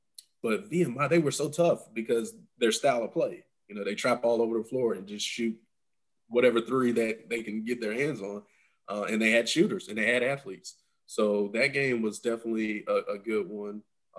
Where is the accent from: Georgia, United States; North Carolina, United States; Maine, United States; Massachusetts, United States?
North Carolina, United States; 15 minutes from Greensboro; 15 minutes away from my hometown